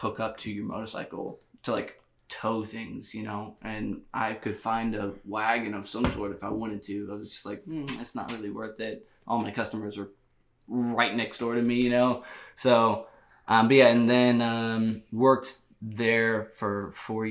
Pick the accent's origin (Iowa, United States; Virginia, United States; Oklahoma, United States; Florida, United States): Oklahoma, United States; Bethany; I'm from Oklahoma. I'm from a small town called Bethany, Oklahoma.